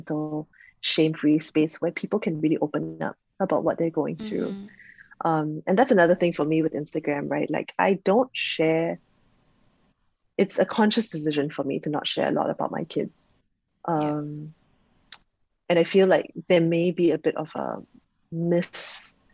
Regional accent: Singapore; I'm Singaporean

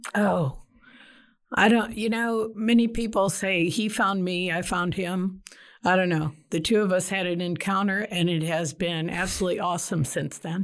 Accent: Detroit, Michigan, United States; moved away as an adult; now in Texas, United States; I grew up in Detroit, South Side. I'm a downriver kid

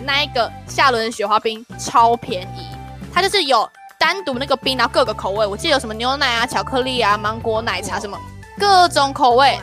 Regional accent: northern Taiwan, Taiwan; also born or lived in Xialun; 我们都是北部人

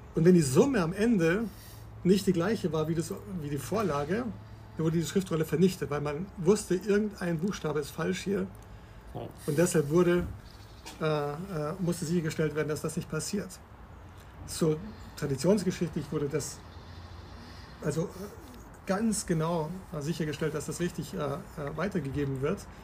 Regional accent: Bavaria, Germany; now in Berlin, Germany; ich bin aufgewachsen in Bayern

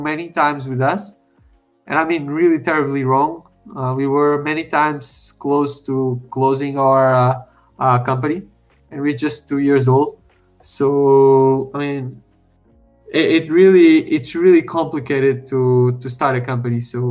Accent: Portugal; I'm originally from Portugal as well.

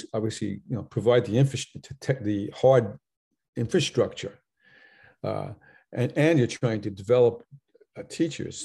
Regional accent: Long Island, New York, United States; I'm from Long Island

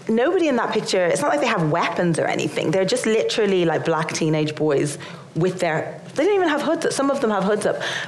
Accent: Ireland; being Irish

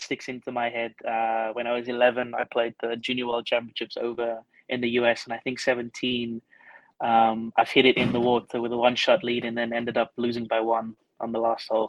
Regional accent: Scotland, United Kingdom; also born or lived in Stellenbosch, South Africa; Well, I was born here in South Africa in Stellenbosch, but when I was 8 years old, I moved over to the UK. So we actually moved to Scotland.

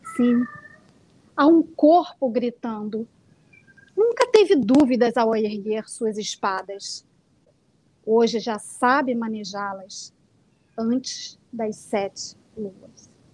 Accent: Niterói, Rio de Janeiro, Brazil; Eu sou, sou de Niterói, nasci no Rio de Janeiro, mas moro em Niterói

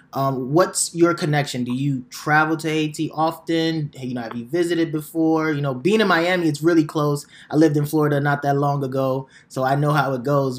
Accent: Nigeria; now in United States; I was born in Nigeria

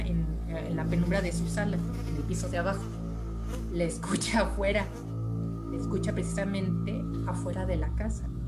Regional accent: Mexico; yo soy de México

